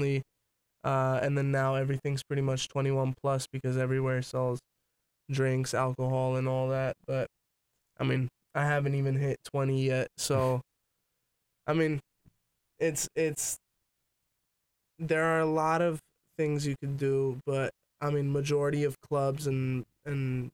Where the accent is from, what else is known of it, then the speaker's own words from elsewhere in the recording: California, United States; also born or lived in New York; no regrets of being raised here